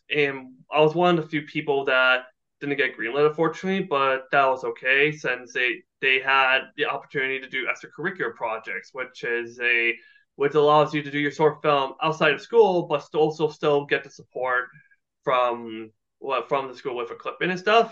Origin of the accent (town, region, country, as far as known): Burlington, Ontario, Canada; born or raised there